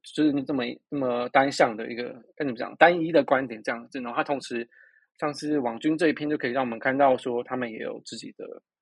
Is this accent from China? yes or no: no; Taiwan; 我们台湾人